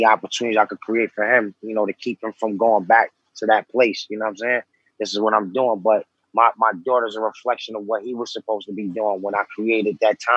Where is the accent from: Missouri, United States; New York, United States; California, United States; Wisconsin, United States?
New York, United States; New York City; also born or lived in Lower East Side, New York; I'm from Far Rockaway. I was born out there. You know what I'm saying? Growing up in Rockaway was pretty tough